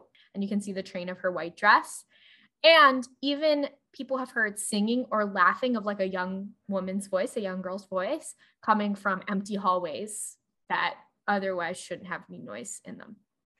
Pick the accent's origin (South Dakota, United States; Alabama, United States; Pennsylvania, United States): Pennsylvania, United States; also born or lived in Allentown, Pennsylvania (birthplace); If you've ever heard the … famously about my hometown, but named about the place where I was born because it sounded better.